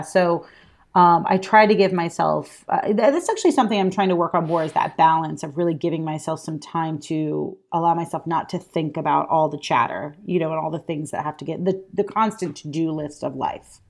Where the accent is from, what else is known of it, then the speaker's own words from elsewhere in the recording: Alabama, United States; I'm from Alabama